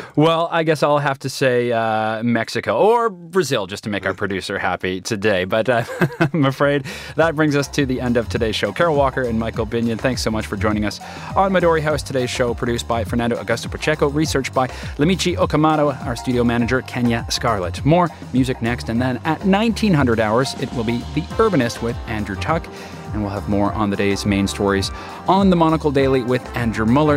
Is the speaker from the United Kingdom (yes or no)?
no; Canada; as a Canadian